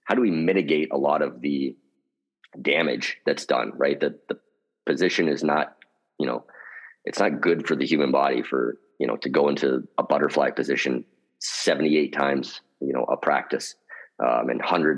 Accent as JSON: {"language": "English", "town": "Seattle", "region": "Washington", "country": "United States", "tie": "born or raised there", "said": "I grew up in Seattle"}